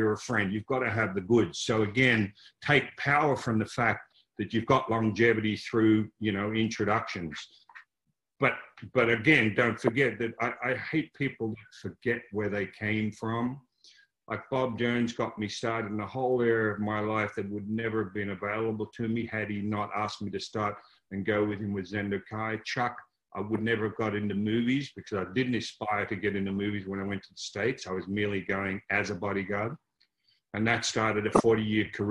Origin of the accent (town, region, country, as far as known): Melbourne, Victoria, Australia; born or raised there